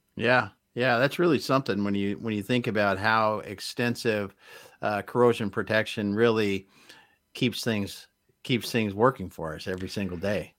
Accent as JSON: {"language": "English", "region": "Midwest", "country": "United States", "tie": "born or raised there", "moved": "yes", "lives_now": "Seattle, United States", "said": "growing up in the Midwest, we just didn't have earthquakes."}